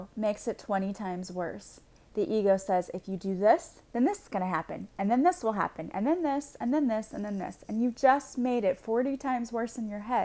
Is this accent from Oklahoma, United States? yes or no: no; Illinois, United States; I'm from Illinois